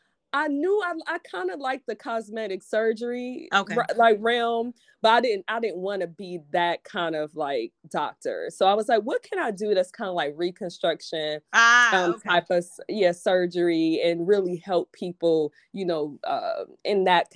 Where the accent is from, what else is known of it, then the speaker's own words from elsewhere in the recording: Detroit, Michigan, United States; I'm from Detroit, like city proper.